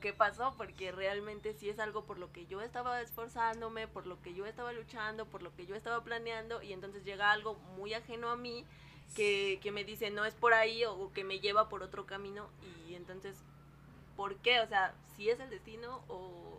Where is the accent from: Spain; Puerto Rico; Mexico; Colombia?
Mexico; hablando como mexicana